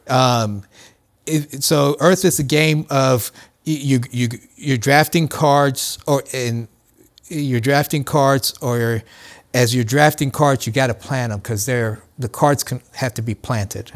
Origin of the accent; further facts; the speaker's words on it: Columbus, Ohio, United States; I grew up in Columbus